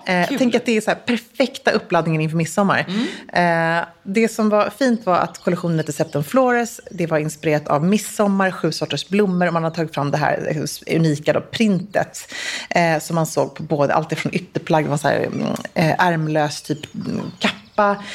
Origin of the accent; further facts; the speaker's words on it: Sweden; jag som svensk